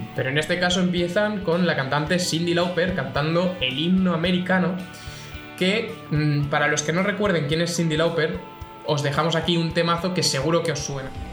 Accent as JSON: {"language": "Spanish", "town": "Castellón de la Plana", "region": "Valencian Community", "country": "Spain", "said": "yo soy de Castellón"}